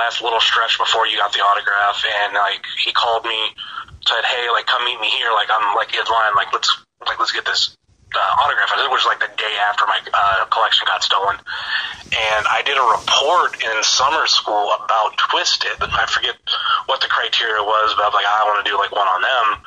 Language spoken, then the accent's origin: English; Northeast Ohio, United States; I am from Northeast Ohio